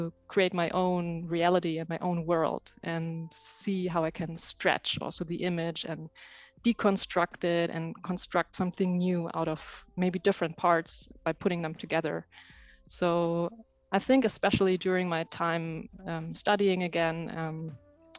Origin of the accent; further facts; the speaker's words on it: Germany; moved away as an adult; now in Amsterdam, Netherlands; I grew up in Germany, where I studied computer science.